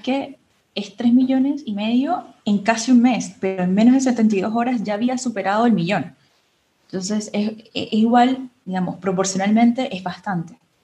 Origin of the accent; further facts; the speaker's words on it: Venezuela; Felipe y yo, eh, por supuesto, somos del Caribe, somos venezolanos